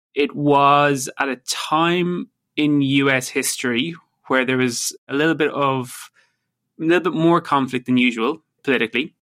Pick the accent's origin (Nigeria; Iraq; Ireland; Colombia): Ireland; moved away as an adult; also born or lived in United States / London; now in Vancouver, Canada; it will always be my home country